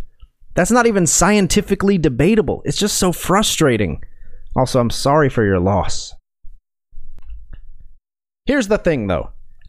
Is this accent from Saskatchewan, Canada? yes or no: yes; Saskatoon, Saskatchewan, Canada; now in Moose Jaw, Canada; I grew up in Saskatoon and now live in Moose Jaw.